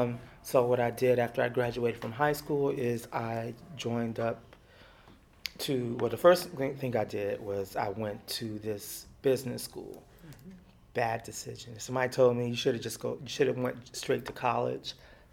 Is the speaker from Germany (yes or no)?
yes; Germany; And then also because I grew up in Germany and I grew up in a predominantly white environment